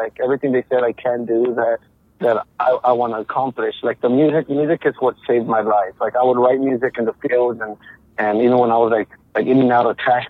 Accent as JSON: {"language": "English", "country": "United States", "tie": "born or raised there", "said": "I'm Mexican-American. I was born here in the United States, but since I was a kid, my parents, like, we would travel everywhere to work in the fields and stuff like that, agriculture."}